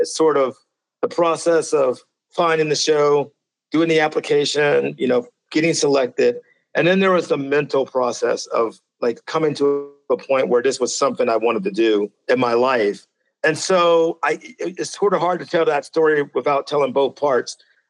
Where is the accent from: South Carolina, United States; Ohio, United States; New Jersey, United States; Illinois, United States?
Ohio, United States; Cincinnati; now in Centennial, United States; I am in Centennial, which is just south of Denver. That's where I call home. I'm originally from the great city of Cincinnati, Ohio.